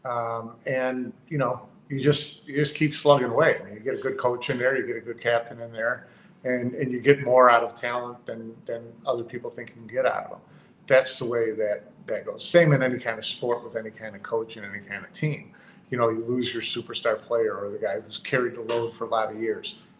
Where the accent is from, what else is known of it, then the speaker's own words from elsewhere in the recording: Chicago, Illinois, United States; I'm from Chicago, I'm a Bears fan.